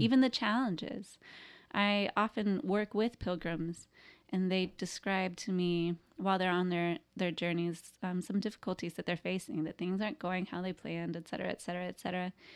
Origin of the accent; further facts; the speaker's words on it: the Bible Belt, United States; I grew up in the Bible Belt. I grew up in a small town.